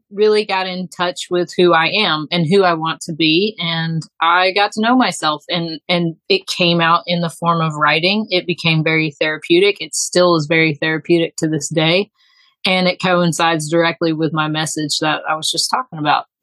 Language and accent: English; Texas, United States; born there; now in Alabama, United States; I was born in Texas. I have ping ponged all over. I've lived in the Northeast. I've been all over the Southeast and just kind of settled here.